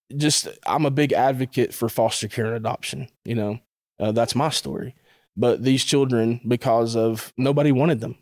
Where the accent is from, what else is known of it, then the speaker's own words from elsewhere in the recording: Chattanooga, Tennessee, United States; I grew up in the Tennessee, Chattanooga area